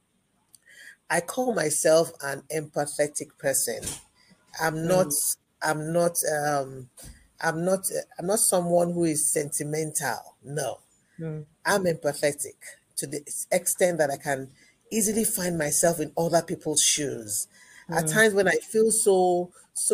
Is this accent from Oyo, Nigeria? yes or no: yes; Ibadan, Oyo, Nigeria; I grew up with an intellectual background, both in the home and the society that I grew up in the University of Ibadan